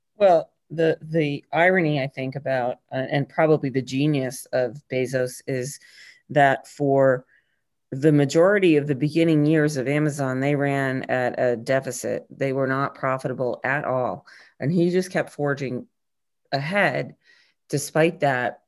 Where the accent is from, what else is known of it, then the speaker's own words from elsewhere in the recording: New England, United States; also born or lived in Chicago; I grew up in New England